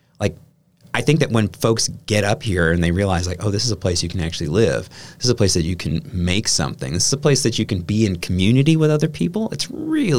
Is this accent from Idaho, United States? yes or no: no; Kiel, Wisconsin, United States; I'm originally from Wisconsin. I grew up in Keele, which is, you know, a few miles down Highway 57